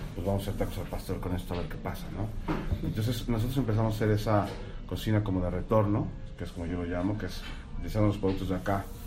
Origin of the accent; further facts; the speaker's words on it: Mexico; moved away; el peor año de crisis que en mi país. Yo nací con crisis, güey